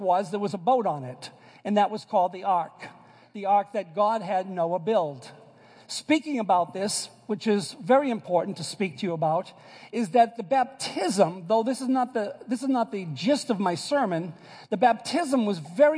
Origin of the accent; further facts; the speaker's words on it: Boston, Massachusetts, United States; accent: Bostonian; moved away; also born or lived in New York; I am from Boston, and so I say it ark